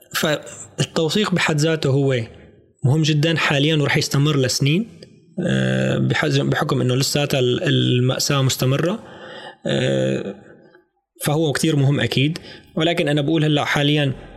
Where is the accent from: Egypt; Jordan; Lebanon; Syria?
Syria; نحن كسوريين او سوريات